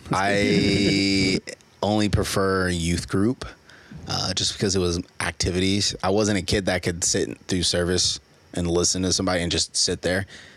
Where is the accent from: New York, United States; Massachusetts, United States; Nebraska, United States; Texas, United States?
Nebraska, United States; Omaha; also born or lived in Louisiana; I grew up so when I moved from Louisiana, I moved to North Omaha, then I moved to South Omaha, and that's pretty much where like most of my, I would consider most of my life like was super impacted.